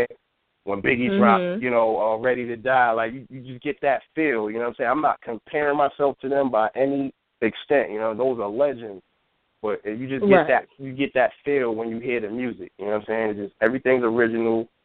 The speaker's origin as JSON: {"language": "English", "town": "Yonkers", "region": "New York", "country": "United States", "tie": "born or raised there", "said": "I'm from Yonkers, born and raised"}